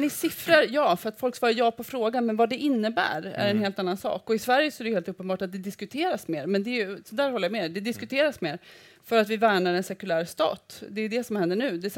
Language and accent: Swedish; Mozambique; born there; jag är född i Moçambique, jag har varit på den här kontinenten i olika länder under hela mitt liv.